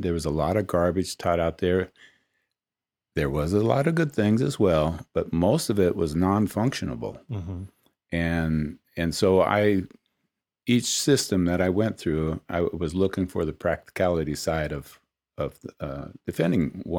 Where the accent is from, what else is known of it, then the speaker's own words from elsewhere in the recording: Oakland, California, United States; also born or lived in Salinas / Richmond; I grew up in Oakland, Salinas, Richmond. My father was in the military, and you know, those were some pretty rough places.